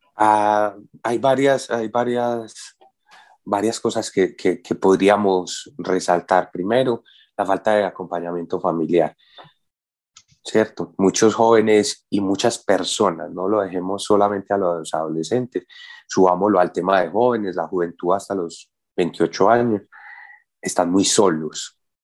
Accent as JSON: {"language": "Spanish", "town": "Medellín", "region": "Antioquia", "country": "Colombia", "tie": "born or raised there", "said": "yo soy de Antioquia, yo soy de Medellín, y en Medellín tenemos el aguardiente antioqueño"}